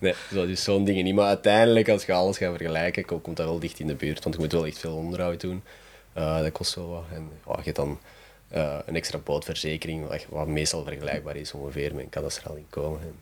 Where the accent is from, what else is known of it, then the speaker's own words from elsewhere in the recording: Mechelen, Flanders, Belgium; ik ben altijd van Mechelen geweest, dus ik ben hier opgegroeid.